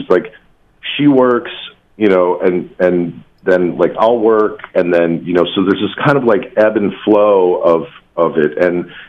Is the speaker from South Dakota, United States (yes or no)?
no; New Jersey, United States; he grew up in New York, and, and I grew up in New Jersey personally.